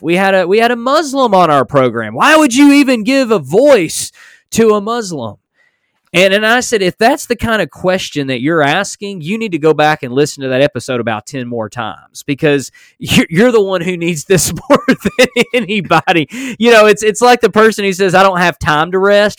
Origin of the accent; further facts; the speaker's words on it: United States; I was born in America